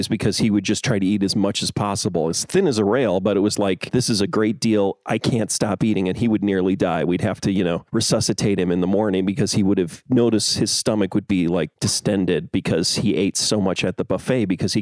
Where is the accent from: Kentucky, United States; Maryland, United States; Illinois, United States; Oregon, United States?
Illinois, United States; Chicago suburbs; growing up in the Chicago suburbs